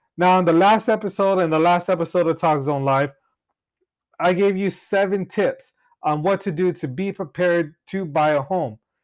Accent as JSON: {"language": "English", "town": "Cutler", "region": "California", "country": "United States", "tie": "born or raised there", "lives_now": "Clovis, United States", "said": "I've been born and raised in Cutler, Rosee, California"}